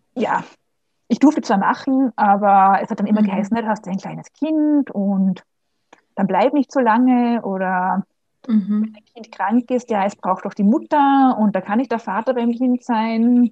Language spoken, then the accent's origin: German; Vienna, Austria; also born or lived in Germany / Switzerland; Ich bin aus Österreich, aus Wien, hört man vielleicht auch.